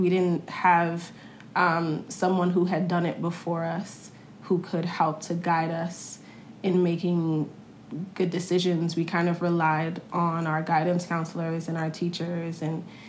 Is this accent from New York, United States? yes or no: yes; New York City, New York, United States; I grew up in Brooklyn. I grew up in Crown Heights.